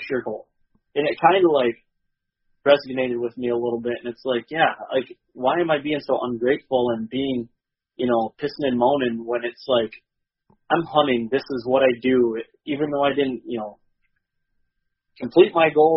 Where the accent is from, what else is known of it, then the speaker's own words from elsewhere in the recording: Michigan, United States; growing up in Michigan and having that tradition